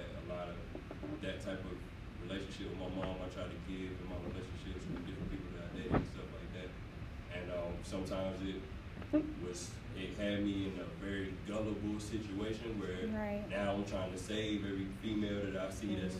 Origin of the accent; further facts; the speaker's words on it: Fayetteville, North Carolina, United States; I'm from Fayetteville, North Carolina